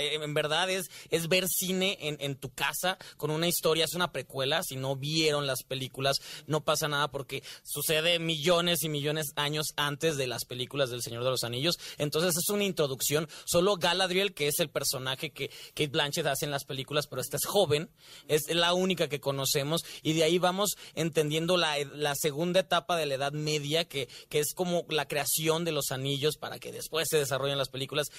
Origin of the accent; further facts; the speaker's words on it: Guadalajara, Jalisco, Mexico; Yo soy porque tapatío